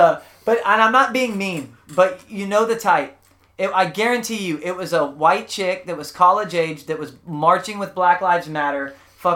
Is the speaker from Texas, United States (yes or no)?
yes; South Texas, United States; I was from South Texas